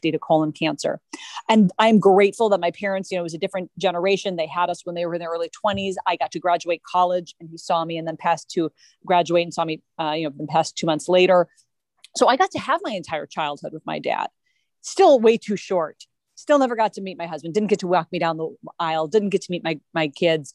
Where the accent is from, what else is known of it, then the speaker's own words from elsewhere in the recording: Minnesota, United States; moved away as an adult; now in Los Angeles, United States; growing up in Minnesota